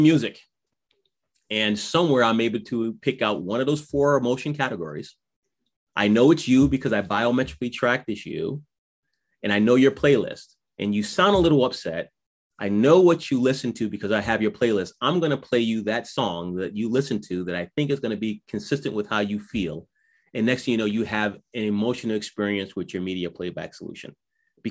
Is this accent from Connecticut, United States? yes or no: yes; Connecticut, United States; the way that I say Connecticut because I'm from Connecticut